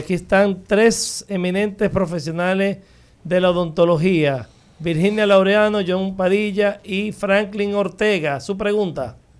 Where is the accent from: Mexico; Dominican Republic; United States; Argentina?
Dominican Republic; also born or lived in Chile